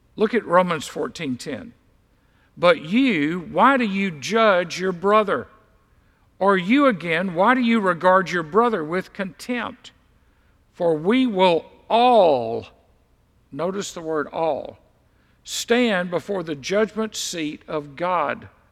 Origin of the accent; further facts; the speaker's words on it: Deep South, United States; I was raised in the deep south. I was raised in the Bible Belt